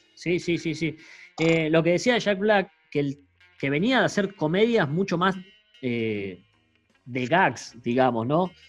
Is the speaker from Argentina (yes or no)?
yes; Mar del Plata, Buenos Aires Province, Argentina; nosotros somos de Mar del Plata